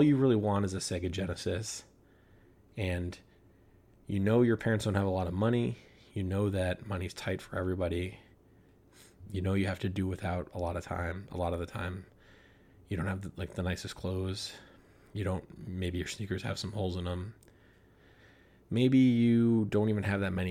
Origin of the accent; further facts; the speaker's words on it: Rhode Island, United States; And I'm from Rhode Island. I grew up in Rhode Island.